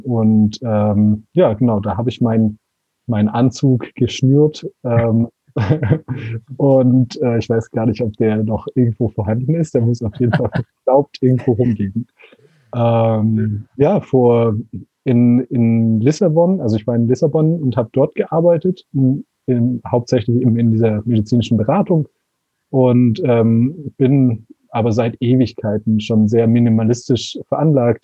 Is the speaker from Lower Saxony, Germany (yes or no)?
no; Konstanz, Baden-Württemberg, Germany; moved away as an adult; now in Portugal; Ich bin aus ja, Deutschland, ich komme aus Konstanz, ähm, am schönen Bodensee